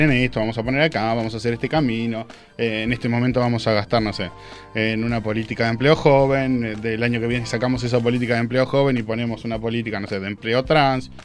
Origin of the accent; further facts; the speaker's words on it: Argentina; somos los argentinos